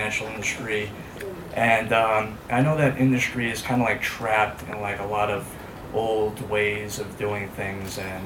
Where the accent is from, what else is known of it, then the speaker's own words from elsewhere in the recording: New York City, New York, United States; I'm from Staten Island